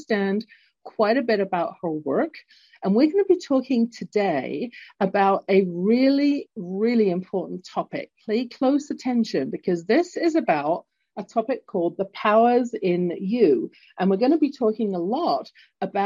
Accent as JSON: {"language": "English", "region": "London", "country": "United Kingdom", "tie": "born or raised there", "accent": "English", "moved": "yes", "lives_now": "Calgary, Canada", "said": "I was born in London, England, hence my accent, although currently living in Canada at the base of the Rocky Mountains in beautiful entrepreneurial Calgary"}